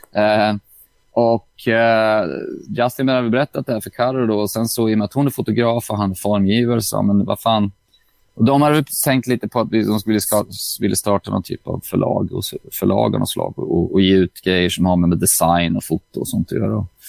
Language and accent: Swedish; Åtvidaberg, Östergötland, Sweden; jag är från Åtvidaberg